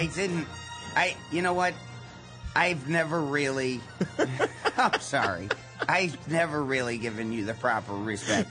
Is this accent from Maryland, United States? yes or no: no; East Liverpool, Ohio, United States; also born or lived in Canton, Ohio; I'm originally from East Liverpool, Ohio, but we lived in Canton, Ohio until I was nine.